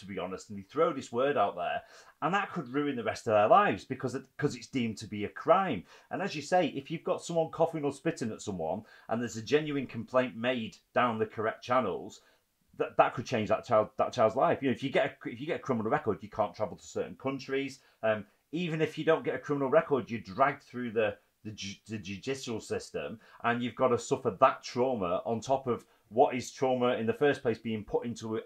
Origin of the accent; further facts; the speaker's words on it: Preston, North West England, United Kingdom; I grew up in Preston myself in a similar house to the red brick.